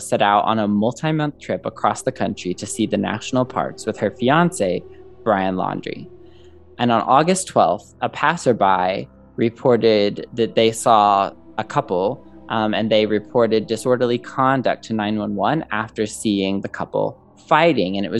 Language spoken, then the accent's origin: English; Southern Illinois, United States; my hometown in Southern Illinois